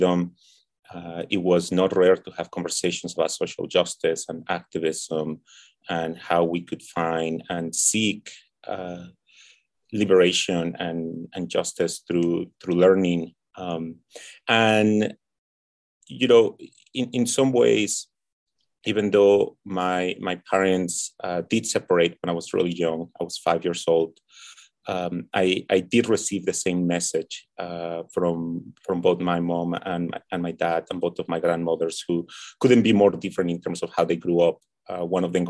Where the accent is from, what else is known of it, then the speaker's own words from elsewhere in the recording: Mexico City, Mexico; I was born and raised in Tenochtitlan, that's Mexico City